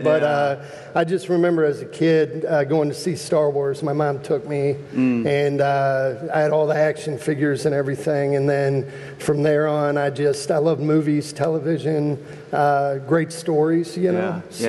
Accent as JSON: {"language": "English", "town": "Clinton", "region": "Iowa", "country": "United States", "tie": "born or raised there", "said": "I was born in Clinton, Iowa. In Iowa, and my parents actually adopted me at birth."}